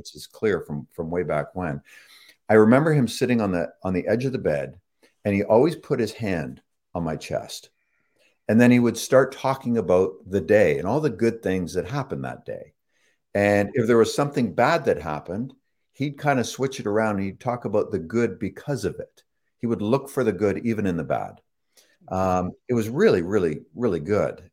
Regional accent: Toronto, Ontario, Canada; also born or lived in England / Chicago; I was born and raised in Toronto, Toronto, uh, Canada, uh, on, Ontario, just north of, uh, Lake Ontario there

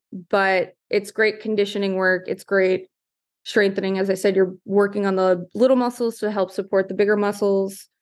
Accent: New York City, New York, United States; also born or lived in Manhattan; I'm originally from Staten Island, so full New Yorker

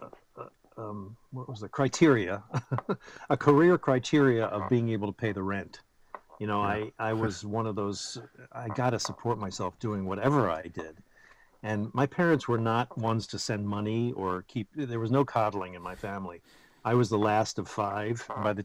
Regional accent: United States; we're just given enormous advantages just by being born American

